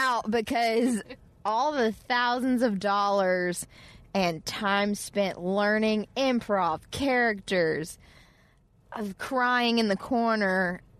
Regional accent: Alabama, United States; accent: Southern; moved away; I grew up in Alabama

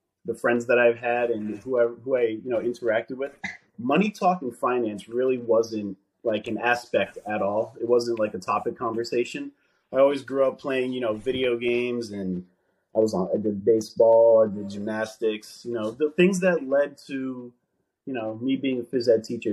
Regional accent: New Jersey, United States; I'm born and raised here in New Jersey.

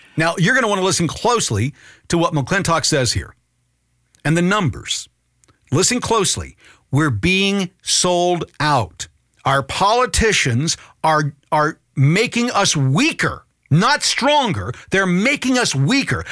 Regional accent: United States; I'm an American citizen

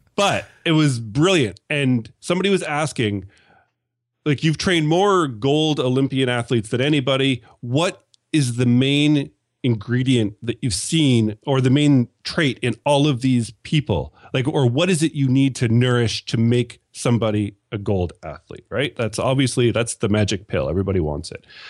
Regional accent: Canada; accent: Canadian; my sexy Canadian accent

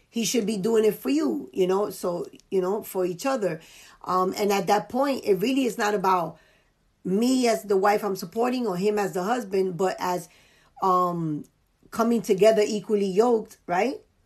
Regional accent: New York City, New York, United States; born and raised in the Bronx

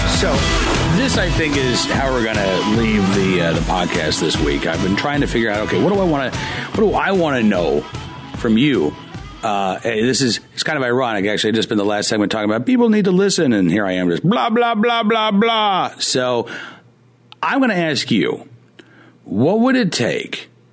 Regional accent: Oklahoma, United States; now in Virginia, United States; I grew up in Oklahoma

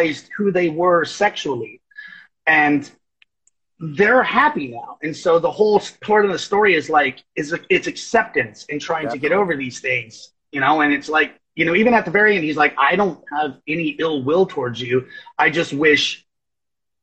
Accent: Oklahoma, United States; I'm Choctaw from Oklahoma

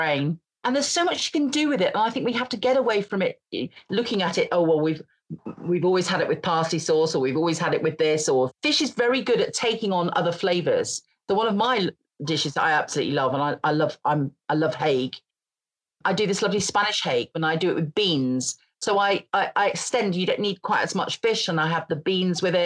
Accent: Grimsby, Yorkshire and the Humber, United Kingdom; also born or lived in Scotland; I come from Grimsby

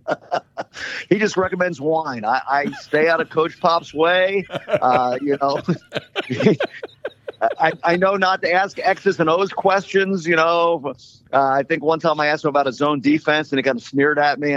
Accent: Philadelphia, Pennsylvania, United States; now in San Antonio, United States; I grew up in Southwest Philly in a row home

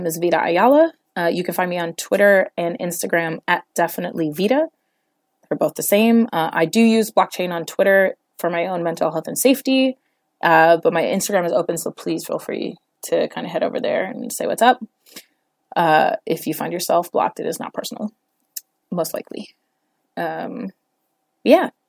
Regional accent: New York, United States; I'm from New York

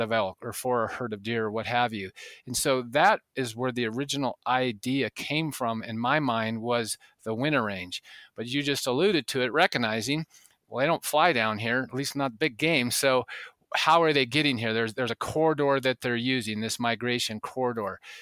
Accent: the West, United States; growing up in the West

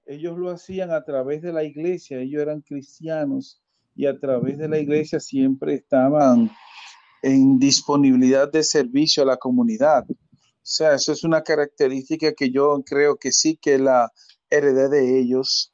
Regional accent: Santo Domingo, Distrito Nacional, Dominican Republic; moved away as an adult; also born or lived in San Francisco de Macorís; now in Nagua, Dominican Republic; yo nací en San Francisco, me declararon en Cercedo, me crié en Santo Domingo y ahora vivo en Nagua

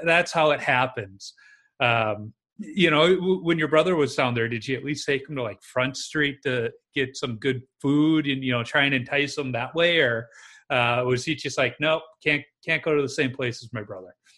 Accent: Chicago, Illinois, United States; I grew up in Chicago where we had association hockey

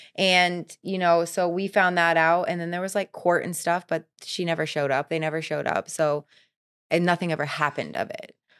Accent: Florida, United States; also born or lived in Vermont; I was born in Vermont, but I was raised here. I've been here for thirty-five years, so I'm a Floridian.

